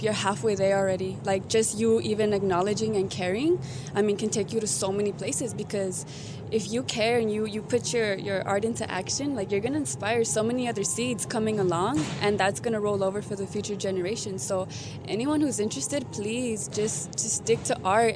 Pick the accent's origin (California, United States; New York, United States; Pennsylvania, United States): California, United States; Los Angeles; I am from Tongvaland, Los Angeles